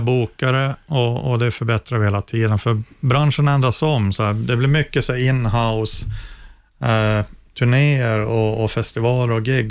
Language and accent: Swedish; Luleå, Norrbotten County, Sweden; jag växte upp i Luleå eh, i ett villakvarter